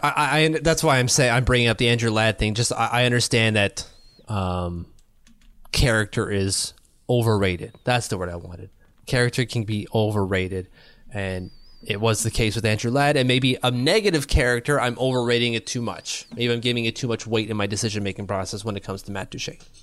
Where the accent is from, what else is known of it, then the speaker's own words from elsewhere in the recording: Ottawa, Ontario, Canada; I'm from Ottawa. People don't wanna move here either.